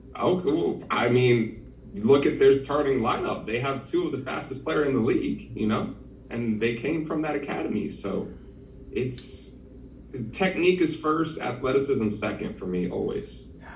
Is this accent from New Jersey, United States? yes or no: yes; New Jersey, United States; also born or lived in Philadelphia / Durham / Orlando; I'm from the the wonderful state of New Jersey. Uh, born and raised here.